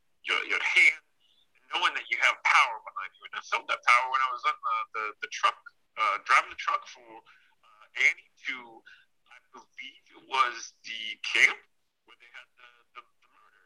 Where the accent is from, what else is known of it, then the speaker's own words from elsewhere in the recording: Watseka, Illinois, United States; I grew up in Wapseka, Illinois.